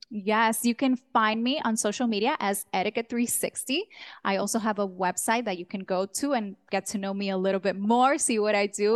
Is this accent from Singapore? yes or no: no; Dominican Republic; also born or lived in New York; I was born in New York. This, this child came from the Big Apple, but Dominican parents, a hundred percent Dominican. So when I was a child, we all moved to Dom, the Dominican Republic. I grew up there, went to school, did high school, college.